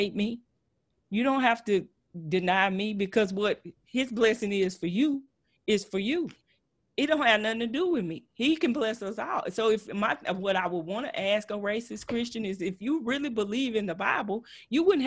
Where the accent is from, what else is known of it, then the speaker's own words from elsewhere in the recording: Texas, United States; accent: Texas twang; I know I'm a little country. I know I have a little Texas twang